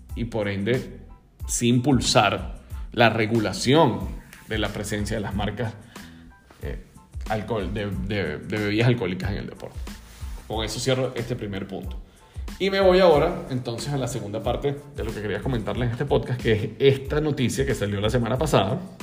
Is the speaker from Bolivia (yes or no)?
no; Margarita Island, Nueva Esparta, Venezuela; mi familia es de la isla Margarita, yo también soy margariteño